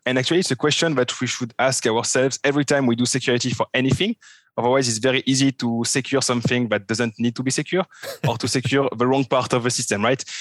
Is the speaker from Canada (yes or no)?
no; France; accent: French; English is a second language; now in Switzerland; I'm a French guy, which you can figure out from my terrible French accent. Um, I'm living in Switzerland.